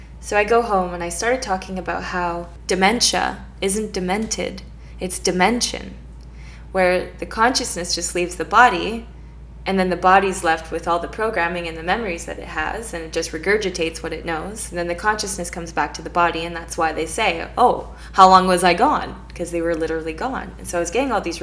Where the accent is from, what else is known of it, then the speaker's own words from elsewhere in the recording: Canada; I'm Canadian.